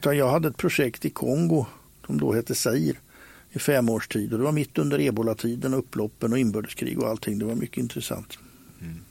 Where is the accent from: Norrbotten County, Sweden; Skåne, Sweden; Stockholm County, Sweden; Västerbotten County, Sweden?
Stockholm County, Sweden; Stockholm; När jag växte upp på Skansen